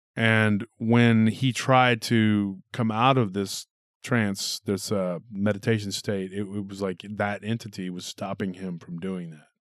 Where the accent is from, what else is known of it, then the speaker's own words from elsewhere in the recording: Texas, United States; my home state